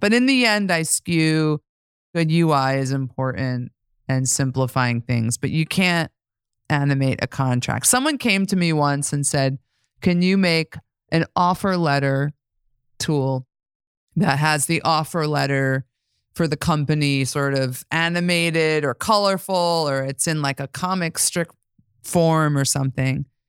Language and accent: English; New York, United States; I'm from New York